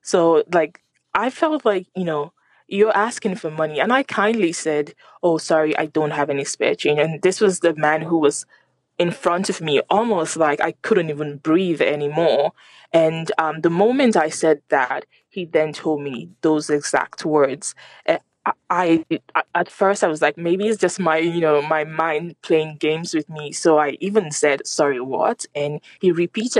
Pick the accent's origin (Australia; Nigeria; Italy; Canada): Nigeria; moved away as an adult; now in Dublin, Ireland; I am originally from Nigeria, and I'm very proud to be Nigerian